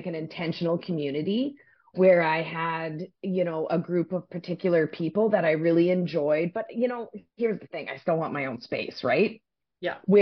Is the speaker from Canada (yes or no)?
yes; Saskatchewan, Canada; moved away; also born or lived in West Coast, Canada; But I grew up in the prairies. I grew up in Saskatchewan.